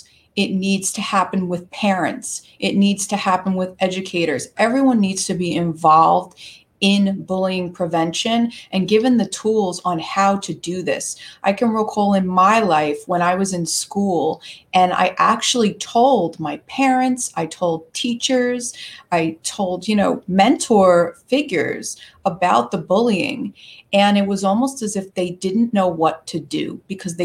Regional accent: New York, United States; I am a New Yorker. I live on the eastern end of Long Island, New York

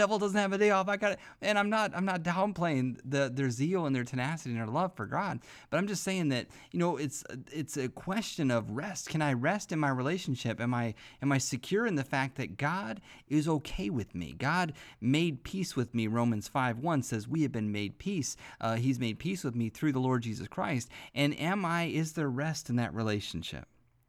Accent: Midwest, United States; I remember growing up in church hearing the preachers preach, and I grew up in the Midwest, and we had tent revivals all the time

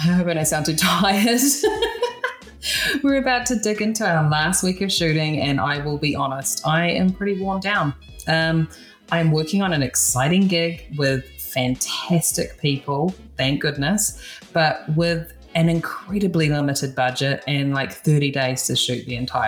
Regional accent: New Zealand; now in Los Angeles, United States; I'm a hairstylist from New Zealand based in LA.

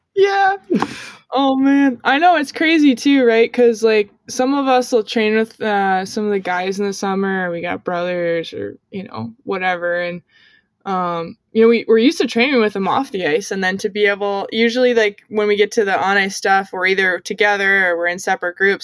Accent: United States; also born or lived in Montreal, Canada; I'm the American up here

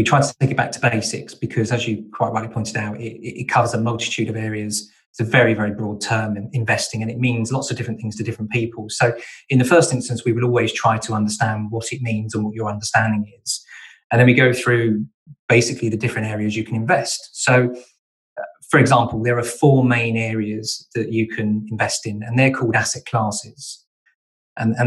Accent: Kent, South East England, United Kingdom; now in Devon, United Kingdom; I'm originally from Kent, so I'm an import to Devon

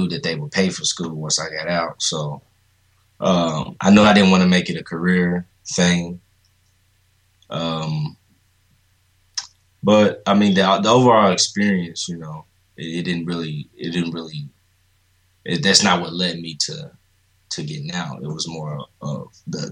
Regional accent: Indianapolis, Indiana, United States; I'm from here. I'm from Indy. Grew up here all my life

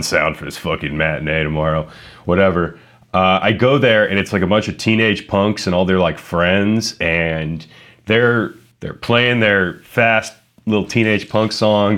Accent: Youngstown, Ohio, United States; my hometown, in Youngstown

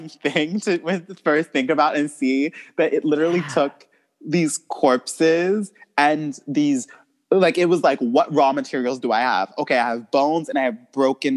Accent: United States; I was born here

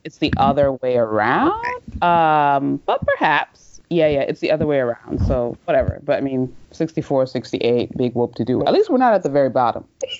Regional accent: United States; I was a green card holder for a long time, and I'm American, regardless of what the passport is at this point. I've grown up here. This is home

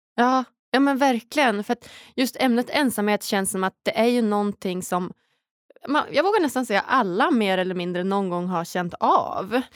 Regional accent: Umeå, Västerbotten County, Sweden; moved away as an adult; Jag är ju från Norrland, från Umeå i början

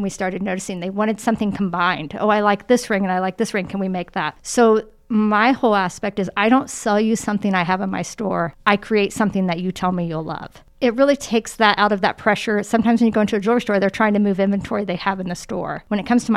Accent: Muncie, Indiana, United States; moved away as an adult; now in Indianapolis, United States; it's my hometown

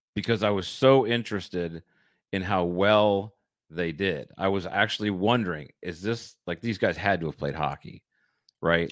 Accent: Michigan, United States; I grew up in Michigan. I grew up skating on frozen ponds

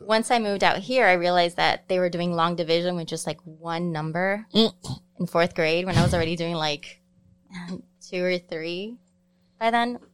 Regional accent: Chicago, Illinois, United States; also born or lived in Cicero; I grew up in Pilsen

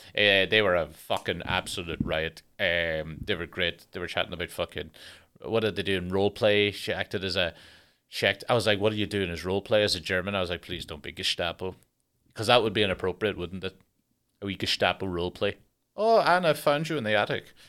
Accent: Ireland; I'm Irish

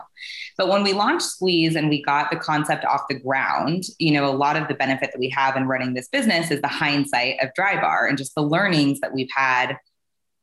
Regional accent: Southern California, United States; now in Nashville, United States; I was born and raised in Southern California

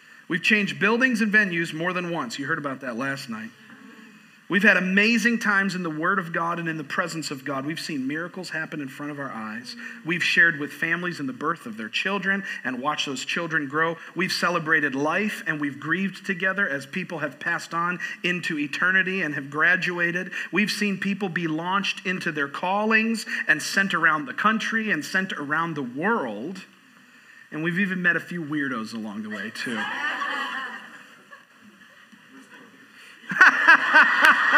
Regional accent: Florida, United States; moved away as an adult; also born or lived in New York; now in Boone, United States; I was born in New York and I was raised in Florida

